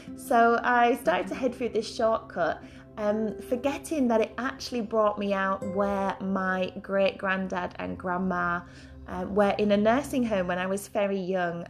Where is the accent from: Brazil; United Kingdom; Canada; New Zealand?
United Kingdom; Yorkshire and the Humber; moved away as an adult; also born or lived in London; I'm a Yorkshire born and bred girl, as you can probably tell by my accent